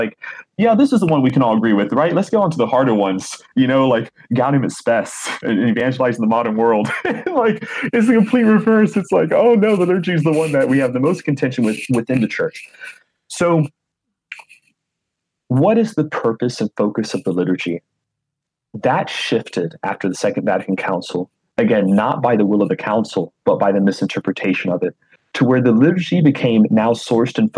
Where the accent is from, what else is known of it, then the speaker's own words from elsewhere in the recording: Florida, United States; I'm from the state of Florida